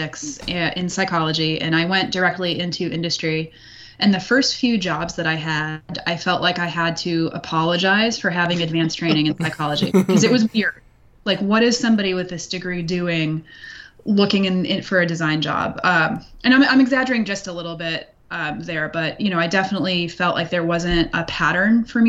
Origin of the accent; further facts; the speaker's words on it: United States; I'm born and raised in the United States.